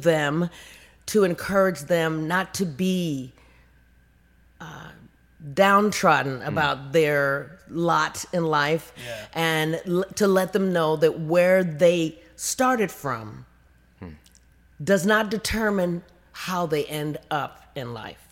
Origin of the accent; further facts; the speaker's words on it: Compton, California, United States; I'm from Compton and I have very humble beginnings